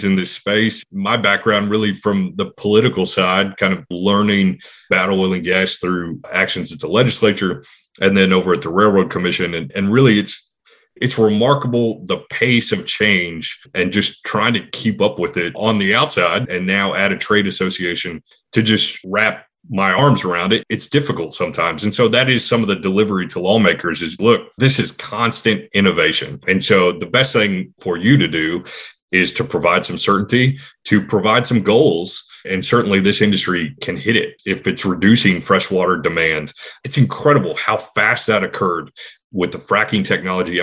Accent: Houston, Texas, United States; now in Austin, United States; A kid growing up in the 80s in Texas, in Houston

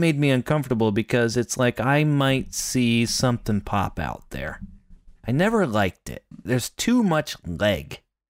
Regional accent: Pennsylvania, United States; Now, I grew up in Pennsylvania, and my family had Dutch heritage.

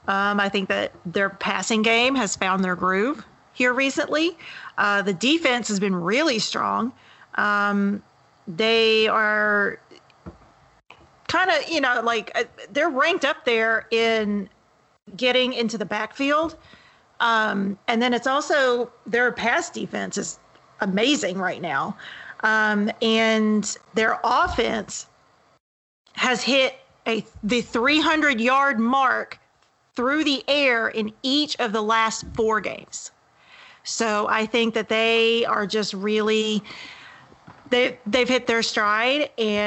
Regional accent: Louisiana, United States; I'm from Louisiana

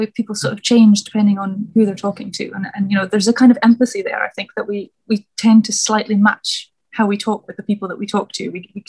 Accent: Scotland, United Kingdom; now in London, United Kingdom; I'm a poet, I'm originally from Scotland, which I'm glad you said you can tell from the accent, because the accent wanders all over the place.

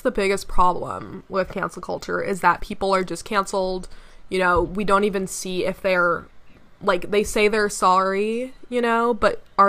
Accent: Jamaica; So even though I'm Jamaican, I didn't really realize this, but when he's singing under the sea, he's in a like typical Jamaican accent

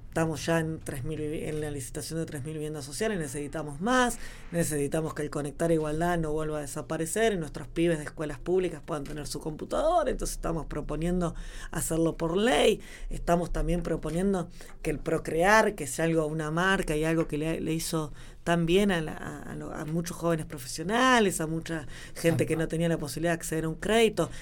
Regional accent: La Pampa, Argentina; born or raised there

